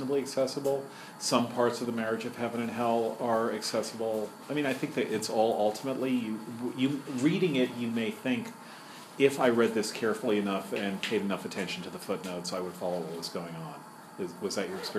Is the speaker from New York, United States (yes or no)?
yes; New York City, New York, United States; I'm from Manhattan, which is a different borough